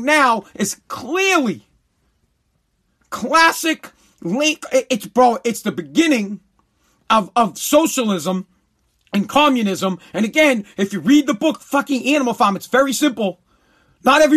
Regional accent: United States; I'm an American

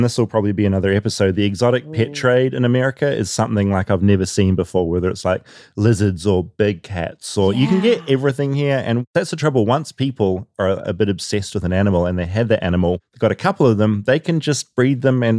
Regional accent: New Zealand; accent: New Zealand; moved away; I'm from New Zealand. It's the accent.

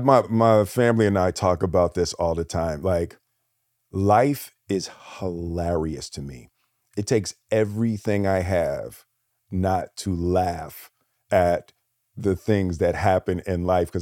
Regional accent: Philadelphia, Pennsylvania, United States; I grew up in Philly, and you know, fighting was a real thing.

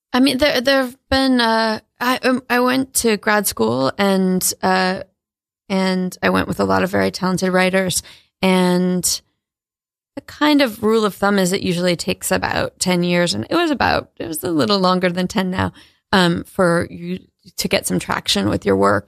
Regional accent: New London, Connecticut, United States; moved away; also born or lived in Maine; I grew up in New London, Connecticut

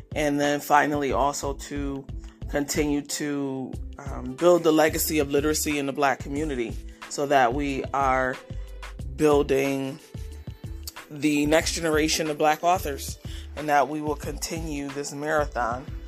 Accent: Rochester, New York, United States; Rochester, New York, which is my hometown.

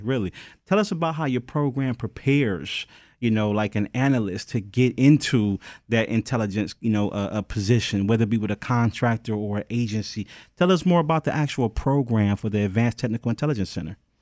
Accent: Detroit, Michigan, United States; I'm from Detroit

